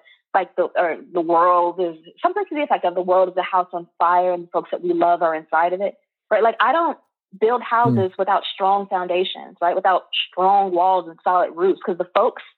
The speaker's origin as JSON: {"language": "English", "town": "Chicago", "region": "Illinois", "country": "United States", "moved": "yes", "lives_now": "New England, United States", "said": "back home in Chicago"}